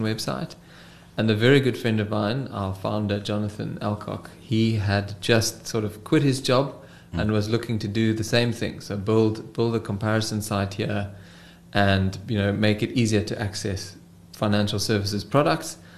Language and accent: English; Cape Town, Western Cape, South Africa; I am from Cape Town, the Cape Town boy through and through. Did my schooling here, varsity, and now I live and work in this beautiful city of ours